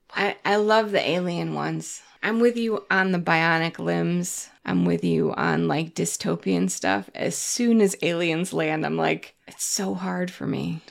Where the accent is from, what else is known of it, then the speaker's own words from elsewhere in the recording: New England, United States; moved away; also born or lived in Connecticut / Massachusetts; I grew up in New England